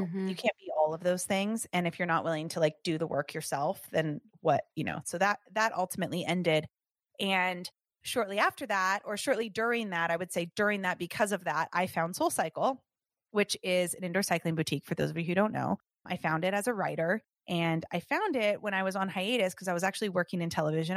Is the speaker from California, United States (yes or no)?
yes; Southern California, United States; I grew up in Southern California